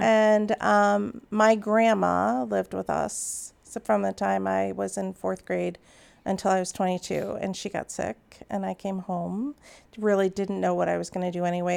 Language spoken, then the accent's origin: English; Naperville, Illinois, United States; I grew up in Naperville